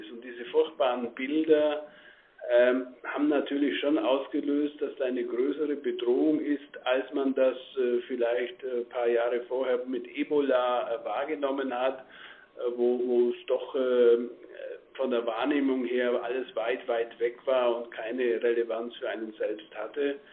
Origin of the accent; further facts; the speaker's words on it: Bavaria, Germany; ich komme aus Bayern, äh, für uns ist Mailand näher als Frankfurt.